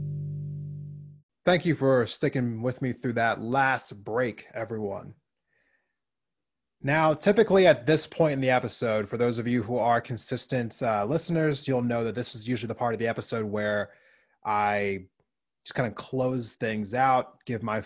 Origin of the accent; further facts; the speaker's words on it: Montana, United States; my home state of Montana